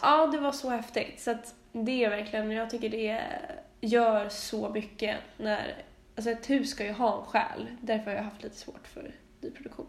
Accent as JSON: {"language": "Swedish", "town": "Stockholm", "region": "Stockholm County", "country": "Sweden", "tie": "born or raised there", "said": "min barndom på Långholmsgatan när jag växte upp med mamma"}